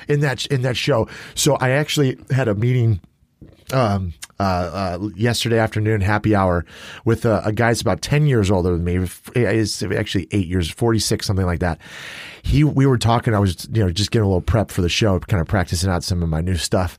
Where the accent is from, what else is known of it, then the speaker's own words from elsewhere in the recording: suburbs of Illinois, United States; growing up in Illinois, in, in the suburbs of Illinois, there's a medieval times in Schaumburg, Illinois, which is like a thirty minute drive from us